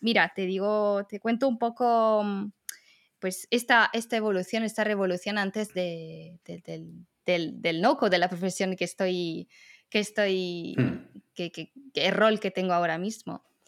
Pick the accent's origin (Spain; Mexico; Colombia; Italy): Italy; Riccione, Emilia-Romagna; Spanish is a second language; moved away; yo soy italiana